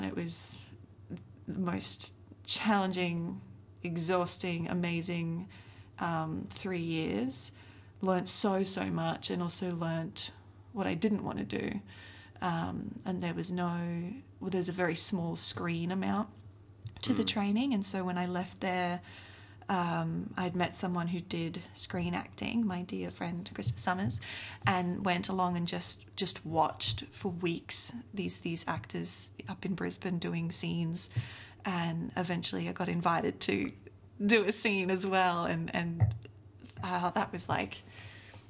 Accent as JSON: {"language": "English", "country": "South Africa", "tie": "born or raised there", "said": "I grew up in South Africa"}